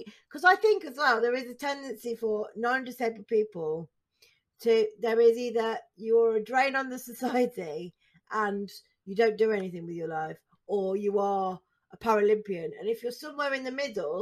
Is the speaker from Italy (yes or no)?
no; Staffordshire, West Midlands, United Kingdom; I'm from Staffordshire as well